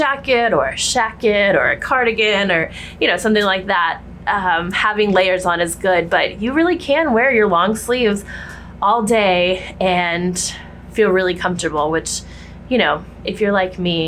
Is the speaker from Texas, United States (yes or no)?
yes; Texas, United States; now in New York City, United States; Growing up in Texas